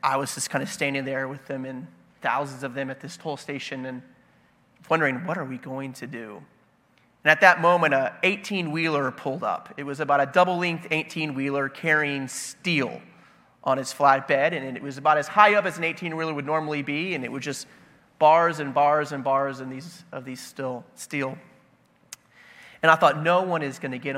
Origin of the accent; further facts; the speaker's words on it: The Woodlands, Texas, United States; also born or lived in San Antonio; I grew up in the Woodlands, Texas, on a golf course